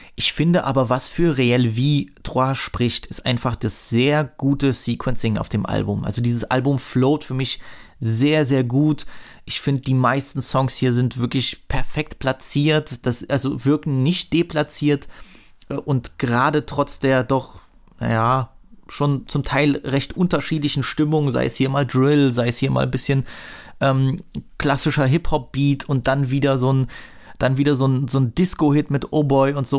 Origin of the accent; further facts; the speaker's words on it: Saxony, Germany; als Sachse